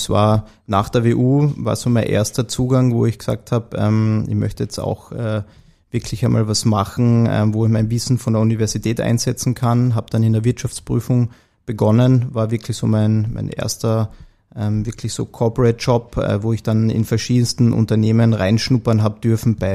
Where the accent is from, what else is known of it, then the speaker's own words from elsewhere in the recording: Carinthia, Austria; Also ich wie man es ja an meiner Stimme hört, bin ich in Kärnten aufgewachsen, geboren, ähm, dort zur Schule gegangen und meine erste Station, also universitäre Station, war dann in Wien.